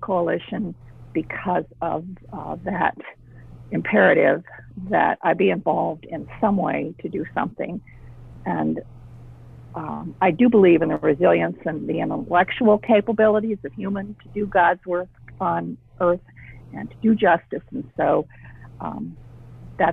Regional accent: Des Moines, Iowa, United States; I grew up in Des Moines. Graduated from Hoover High School

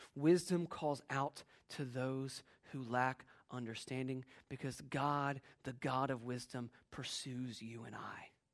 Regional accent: Virginia, United States; as a kid, uh, growing up in Virginia

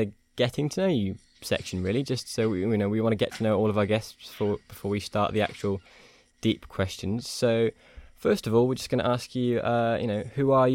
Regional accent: Welsh, Wales, United Kingdom; I'm Welsh myself

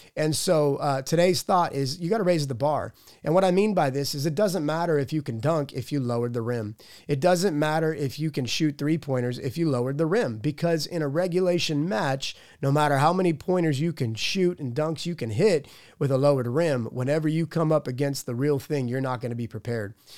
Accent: Pittsburgh, Pennsylvania, United States; I'm from Pittsburgh

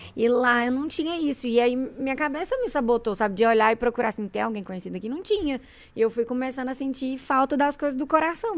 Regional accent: Goiânia, Goiás, Brazil; eu sou nascida e criada aqui em Goiânia

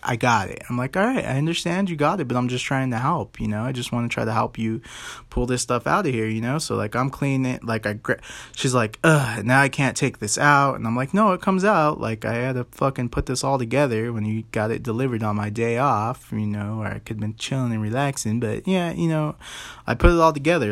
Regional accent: United States

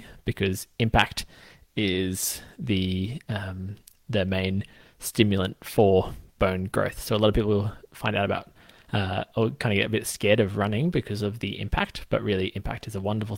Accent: Australia; I'm a physio from Australia

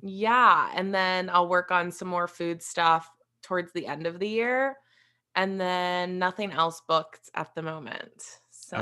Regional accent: West Virginia, United States; moved away; I am originally from West Virginia, so that's where I grew up

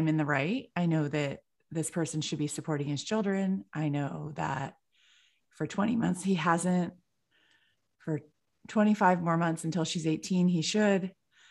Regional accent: California, United States; I'm from California

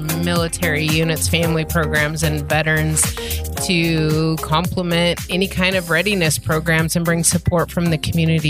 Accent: the West, United States; moved away; I grew out west.

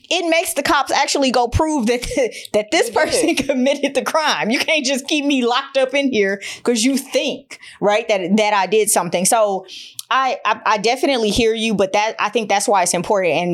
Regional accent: Detroit, Michigan, United States; I'm from Detroit

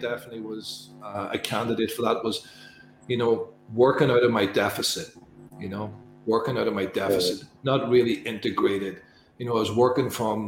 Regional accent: Northern Ireland, United Kingdom; I'm from Northern Ireland

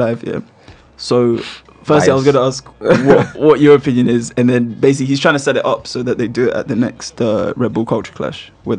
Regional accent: London, United Kingdom; I'm from Northwest.

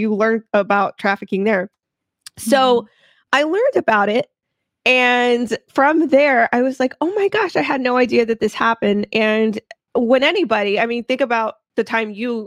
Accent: Houston, Texas, United States; I am a Houston native

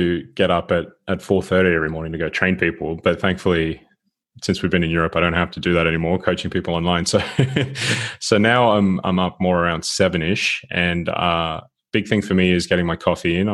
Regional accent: Sydney, New South Wales, Australia; moved away as an adult; now in Gothenburg, Sweden; I'm originally from Sydney

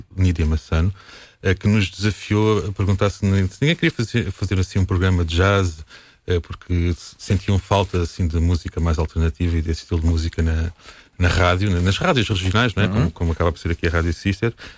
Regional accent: Alcobaça, Portugal; sou daqui, sou de Alcoace, sou músico

